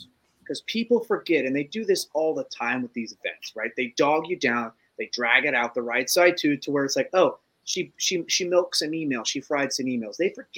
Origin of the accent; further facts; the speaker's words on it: Ohio, United States; we're from Ohio and we're all slower